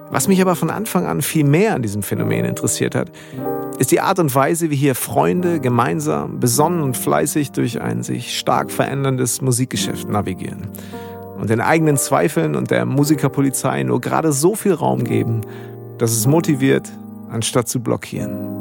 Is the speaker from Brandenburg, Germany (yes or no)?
no; Bad Segeberg, Schleswig-Holstein, Germany; accent: norddeutscher Slang; now in Münster, Germany; ich bin ja groß geworden in Bad Segeberg